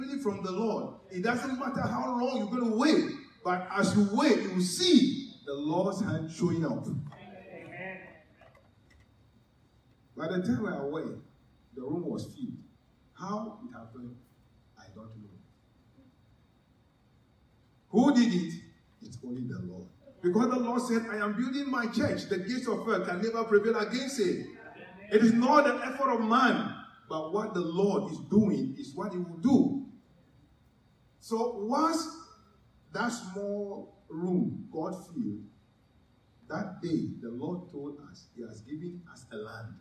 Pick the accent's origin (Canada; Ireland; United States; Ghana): Ghana; also born or lived in Ho, Ghana; my hometown